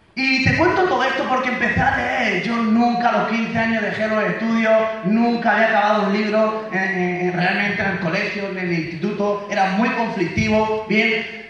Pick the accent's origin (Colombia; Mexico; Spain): Spain; Mula, Region of Murcia; yo soy de Murcia, España, de Mula, de un pueblo que son como 15.000 habitantes